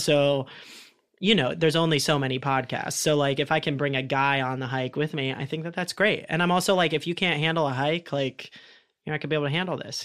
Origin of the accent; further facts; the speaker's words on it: Columbus, Ohio, United States; growing up in Ohio too and in Columbus.